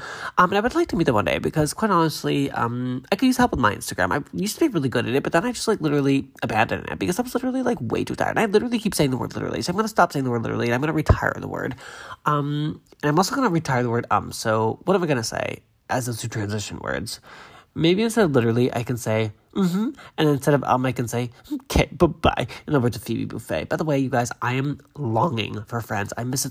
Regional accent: Massachusetts, United States; We had, like, movie theaters in Hanover and Braintree and Randolph, I think. But I grew up in Massachusetts, so it was somewhere in that area.

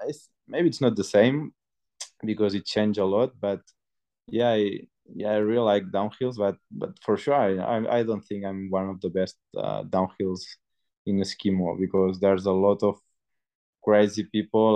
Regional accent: Banyoles, Catalonia, Spain; English is a second language; moved away as an adult; now in Font-Romeu, France; I'm close to my hometown, that it's Banyoles.

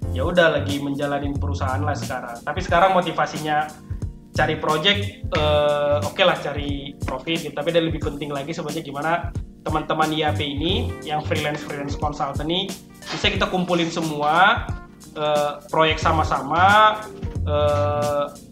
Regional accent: Pematangsiantar, North Sumatra, Indonesia; Oke, jadi dulu saya memang asli Medan, Siantar lebih tepatnya

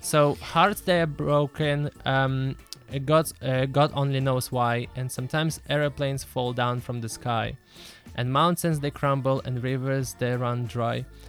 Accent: Lithuania; now in Israel; I grew up in Lithuania.

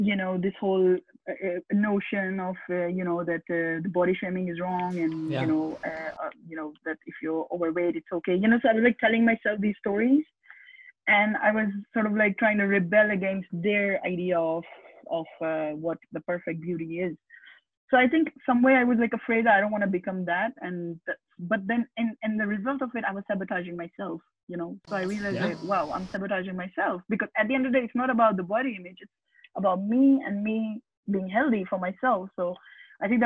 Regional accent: Pakistan; moved away; I come from originally from Pakistan

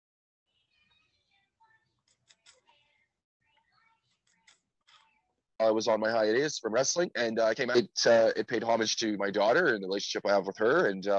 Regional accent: Winnipeg, Manitoba, Canada; moved away as an adult; now in Mexico City, Mexico; I'm from Winnipeg. Born and raised

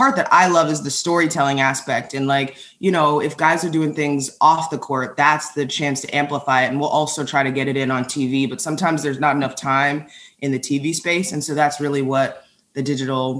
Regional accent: Northern Virginia, United States; moved away as an adult; also born or lived in Elon, North Carolina / Greenville, North Carolina / Denver, Colorado; I grew up in Northern Virginia and I went to Oakton High School

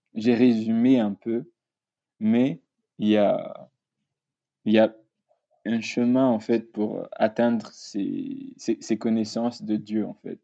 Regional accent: Madagascar; now in France; je suis étudiant ici en France. Euh, je viens de Madagascar

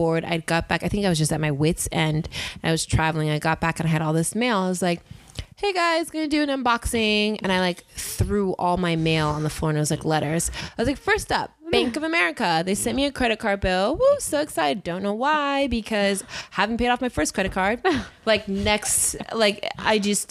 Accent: Inland Empire, California, United States; also born or lived in Whittier, California; now in Los Angeles, United States; I was born in Whittier, grew up in the Inland Empire, went to an all-girls Catholic high school, St. Lucie's, loved it. Then went to UC Riverside.

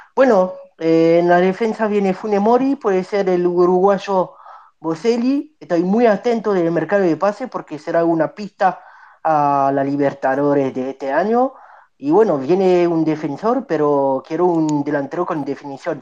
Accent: Nice, Provence-Alpes-Côte d'Azur, France; Yo, yo nací en Francia, en Niza

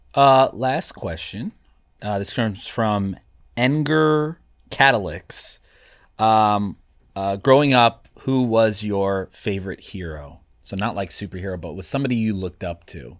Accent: Atlanta, Georgia, United States; I grew up in Atlanta

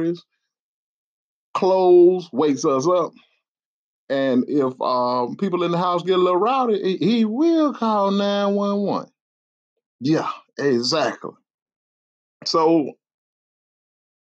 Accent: the South, United States; I'm from the South

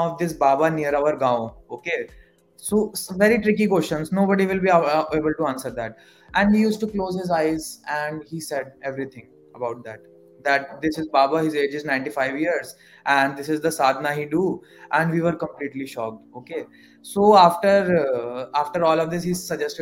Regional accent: Varanasi, Uttar Pradesh, India; I am from Kashi

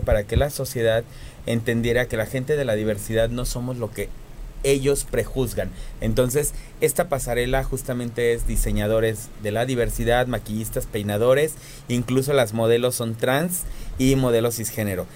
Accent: Cuernavaca, Morelos, Mexico; yo vengo de Cuernavaca, Morelos

